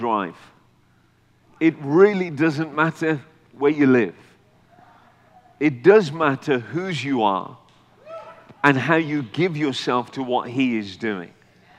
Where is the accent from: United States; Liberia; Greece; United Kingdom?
United Kingdom; I'm a full-blooded North Indian, Punjabi Indian, but I've been born and raised in the UK